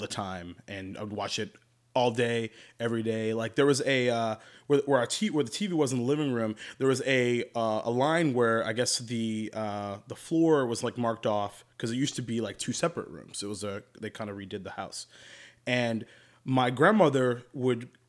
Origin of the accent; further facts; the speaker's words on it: Jacksonville, Florida, United States; when I grew up here in Jacksonville, Florida